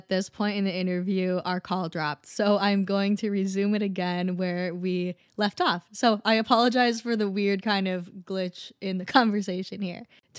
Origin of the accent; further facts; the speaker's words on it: Minnesota, United States; I'm from Minnesota.